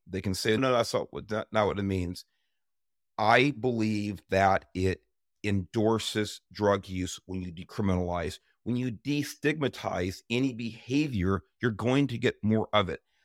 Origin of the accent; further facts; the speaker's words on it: Los Angeles, California, United States; I grew up in South East Los Angeles in the nineteen sixties and seventeens